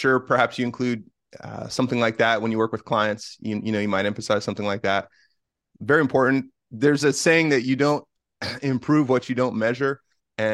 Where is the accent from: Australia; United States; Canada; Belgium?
United States; Bay Area, Northern California; now in Washington, United States; I grew up in Northern California in the Bay Area.